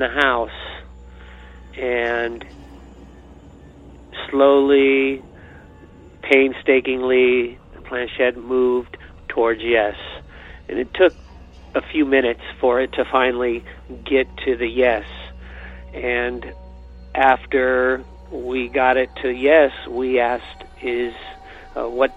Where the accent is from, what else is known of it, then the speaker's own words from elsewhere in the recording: Dublin, California, United States; My family moved to Dublin in 1966 and bought our house